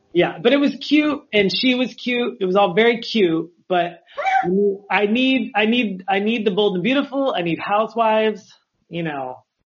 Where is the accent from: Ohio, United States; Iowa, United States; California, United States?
California, United States; Los Angeles; I was the only person there that was from